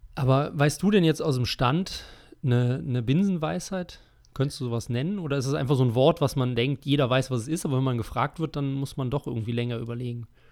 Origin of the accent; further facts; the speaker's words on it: Germany; wir als Deutsche